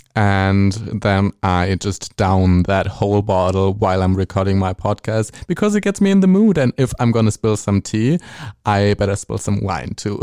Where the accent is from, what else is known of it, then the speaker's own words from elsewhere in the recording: Germany; accent: German; English is a second language; my German accent, speaking English